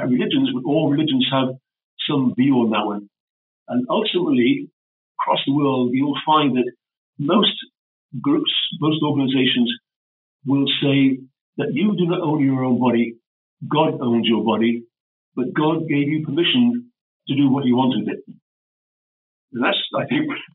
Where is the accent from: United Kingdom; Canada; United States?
United Kingdom; Welsh, Wales; Being Welsh, I was cognizant, Welsh and Celtic